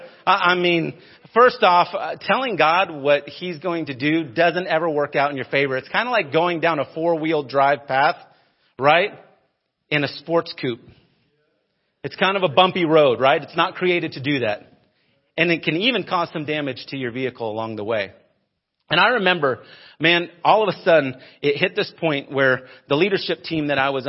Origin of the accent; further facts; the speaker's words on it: United States; moved away as an adult; also born or lived in Denver, Colorado / Phoenix, Arizona / Arcadia, Florida; Growing up in Denver and Phoenix and big cities, we were multiple Walmart towns